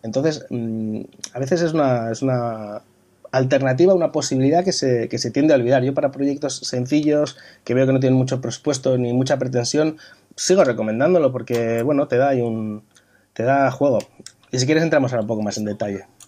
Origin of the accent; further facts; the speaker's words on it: Bilbao, Basque Country, Spain; now in Madrid, Spain; yo soy, soy de Bilbao, pasa que llevo muchos años viviendo en Madrid